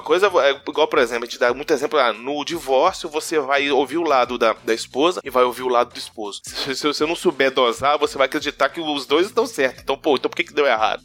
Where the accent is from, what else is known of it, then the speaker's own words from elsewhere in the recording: Vale do Aço, interior of Minas Gerais, Brazil; Interiorzão de Minas, interiorzão uhum. mesmo. Aqui nós chamamos Vale do Aço